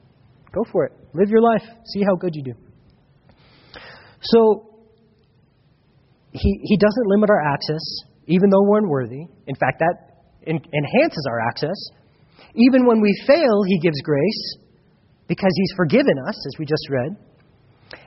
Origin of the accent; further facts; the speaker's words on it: United States; I grew up in America